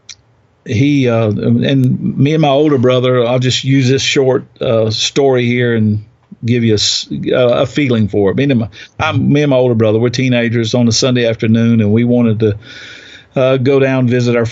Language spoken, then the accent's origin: English; South Georgia, United States; now in Chattanooga, United States; I grew up in the South, far further south than here. It's in South Georgia on a farm